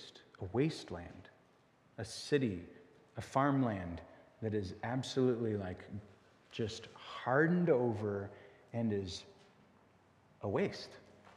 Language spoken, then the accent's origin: English; United States; It's not some sort of blood that is passed to me, and because I'm an American or because I'm a … therefore I will go to heaven.